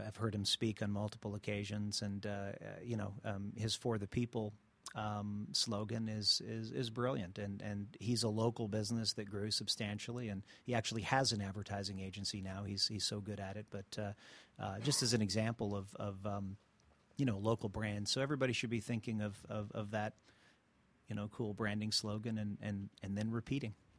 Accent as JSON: {"language": "English", "town": "Montreal", "region": "Quebec", "country": "Canada", "moved": "yes", "lives_now": "Atlanta, United States", "said": "I'm originally from Canada, from Montreal."}